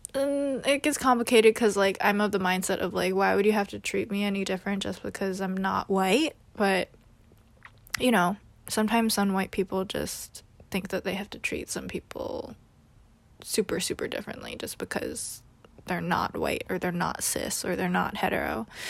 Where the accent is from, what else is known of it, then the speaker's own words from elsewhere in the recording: New York City, New York, United States; also born or lived in California; I was born and raised in New York City